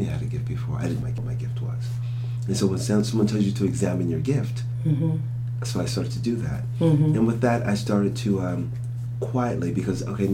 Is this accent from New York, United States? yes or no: no; Philadelphia, Pennsylvania, United States; I'm from Philadelphia, and born and raised in Philadelphia public schools